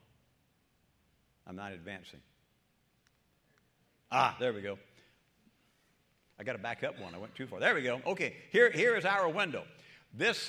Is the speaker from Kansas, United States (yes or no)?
no; South Mississippi, United States; moved away; also born or lived in Hattiesburg, Mississippi / Tennessee; Piney woods of South Mississippi. I was born in Hattiesburg, but raised about 30 miles down the southwest corner, about a mile from the Pearl River County line.